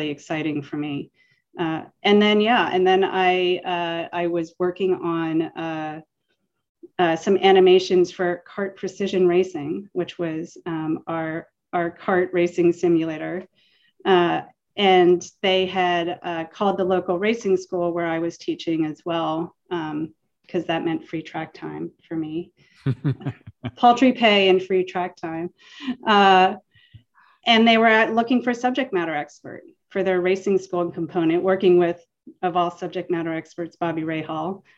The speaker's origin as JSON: {"language": "English", "region": "Pennsylvania", "country": "United States", "tie": "born or raised there", "said": "We grew up in Pennsylvania on a farm."}